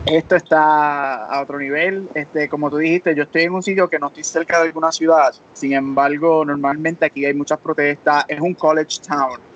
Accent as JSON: {"language": "Spanish", "country": "Puerto Rico", "said": "como buen boricua, tenemos una mezcla en nuestra familia"}